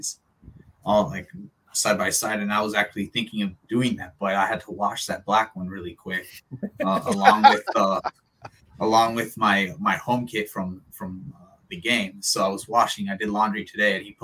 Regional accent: San Diego, California, United States; I grew up just outside National City. So East Plaza.

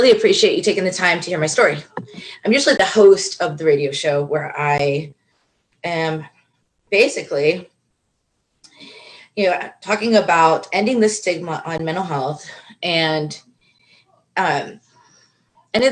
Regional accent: Florida, United States; actually born and raised in Florida

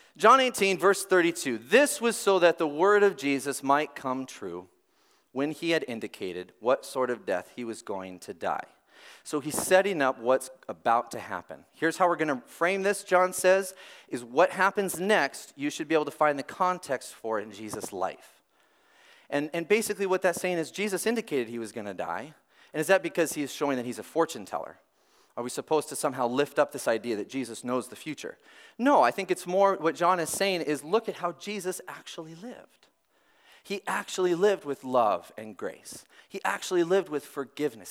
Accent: Robbinsdale, Minnesota, United States; I'm from Robbinsdale. You might not know, uh, Robbinsdale, Minnesota

